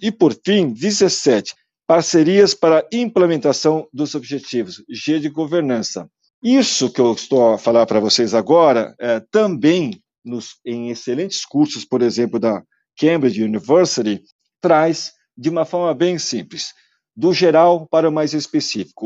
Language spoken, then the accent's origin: Portuguese; South Korea; now in Brazil; se eu estou a viver lá na Coreia, onde eu nasci